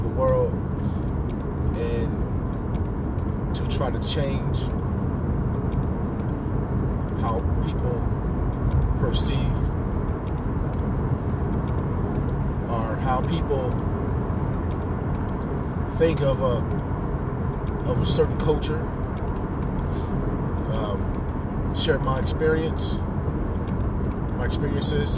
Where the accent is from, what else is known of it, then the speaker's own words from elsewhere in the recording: Cleveland, Ohio, United States; also born or lived in Columbus, Ohio; I was born in Columbus, Ohio, and raised in Cleveland. I moved to Cleveland when I was about 11 years old